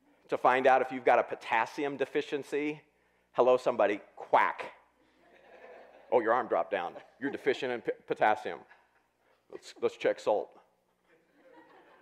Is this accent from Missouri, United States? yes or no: yes; Southwest Missouri, United States; I grew up in Southwest Missouri